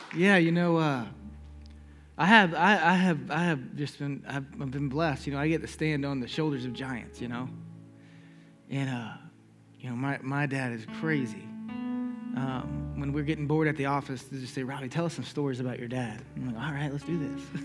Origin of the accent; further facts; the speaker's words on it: Charleston, South Carolina, United States; I'm just from Charleston, South Carolina